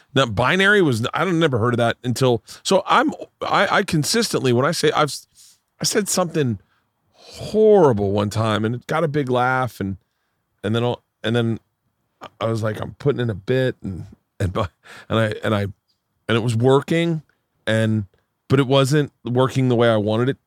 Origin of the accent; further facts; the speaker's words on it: Tampa, Florida, United States; also born or lived in New York; now in Los Angeles, United States; growing up in Tampa